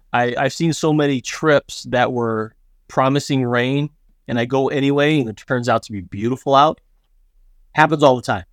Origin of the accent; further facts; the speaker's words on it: United States; as an American